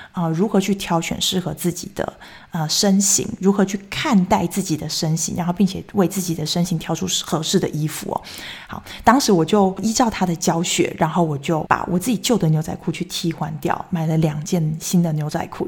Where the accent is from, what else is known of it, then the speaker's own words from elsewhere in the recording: Taichung, Taiwan; moved away as an adult; also born or lived in Taipei; now in Switzerland; 我是台中人，那我离家最远的时候就是到台北上班的那三年。所以二零一零年那时候来到瑞士